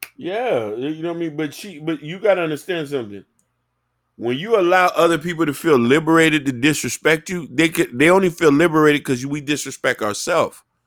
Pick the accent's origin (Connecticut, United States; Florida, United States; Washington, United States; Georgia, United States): Florida, United States; Miami; growing up in Miami